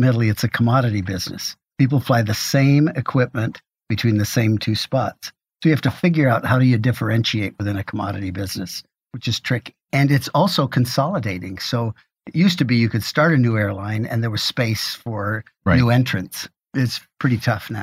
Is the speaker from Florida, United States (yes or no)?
no; Michigan, United States; also born or lived in Iowa; I was born in Iowa, moved to Michigan. Was Midwesterner